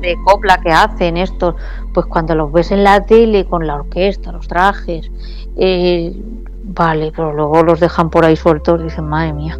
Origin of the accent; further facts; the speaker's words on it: Hellín, Castilla-La Mancha, Spain; soy de La Mancha y vengo a Andalucía a cantar